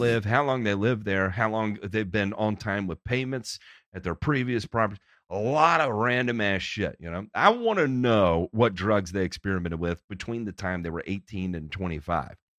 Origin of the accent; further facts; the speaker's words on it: Memphis, Tennessee, United States; I grew up in Memphis